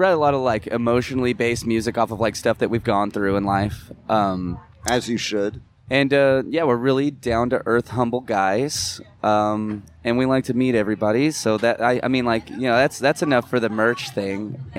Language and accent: English; New Jersey, United States; moved away; Where I'm originally from Jersey.